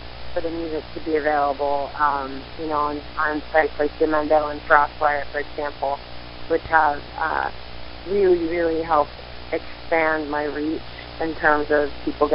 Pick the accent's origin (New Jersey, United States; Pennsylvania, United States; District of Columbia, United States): Pennsylvania, United States; Central; moved away as an adult; now in Pittsburgh, United States; I am originally from Central Pennsylvania. I've been in Pittsburgh for 14 years.